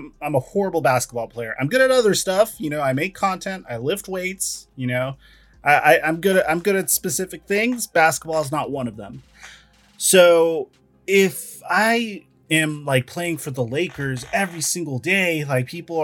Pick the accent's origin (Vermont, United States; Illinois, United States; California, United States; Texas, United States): Texas, United States; moved away; We're all from Texas